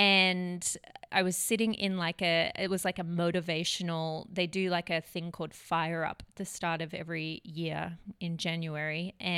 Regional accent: Melbourne, Victoria, Australia; now in Redding, United States; I'm from Melbourne, Australia. My brothers would probably give me crap that my accent has changed. I've been here 7 years, in the States 7 years. So yeah, I'm originally from Melbourne.

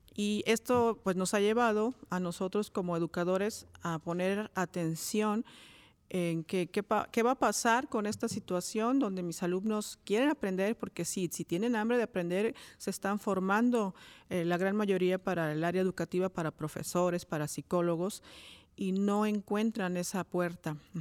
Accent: Cuautla, Morelos, Mexico; yo soy de Coautla, originaria de Coautla, Morelos

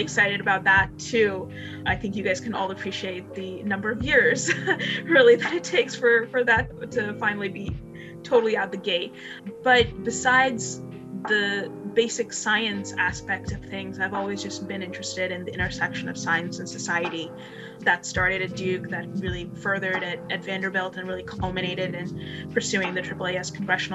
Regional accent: India; moved away; I was born in India

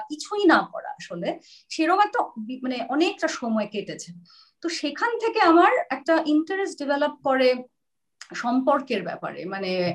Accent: Kolkata, West Bengal, India; also born or lived in Sylhet; Calcutta girls স্কুলে সেটা আমার বাড়ি থেকে অনেক দূর

